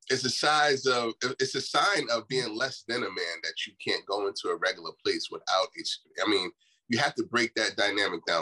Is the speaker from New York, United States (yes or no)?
yes; Mount Vernon, New York, United States; born or raised there